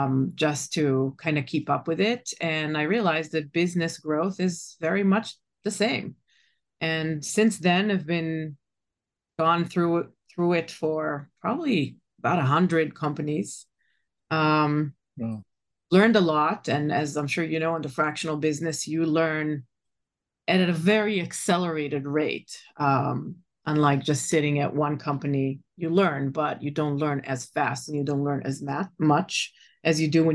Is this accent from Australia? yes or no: no; Israel; moved away as an adult; now in United States; I was born and raised in Israel and been in tech for about 7 to 10 years before I moved to the States. That was 25 years ago.